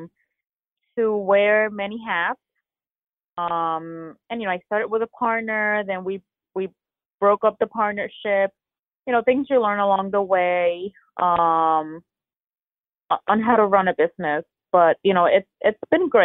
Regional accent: Puerto Rico; now in Florida, United States; born and raised in Puerto Rico

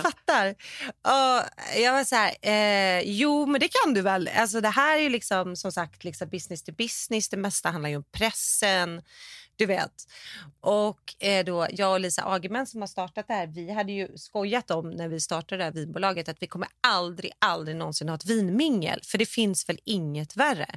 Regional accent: Sweden; now in California, United States; vi är svenskar

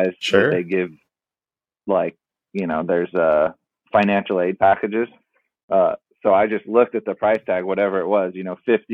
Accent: San Diego, California, United States; I grew up in San Diego

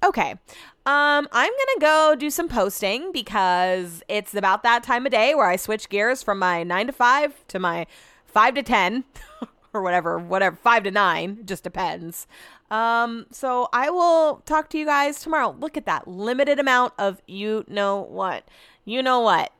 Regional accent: California, United States; growing up in California

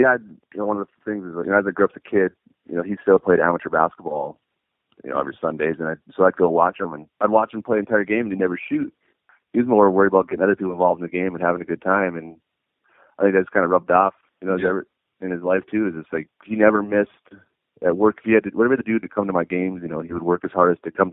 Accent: Minot, North Dakota, United States; also born or lived in Williston, North Dakota; I was born in Williston, but grew up in Minot

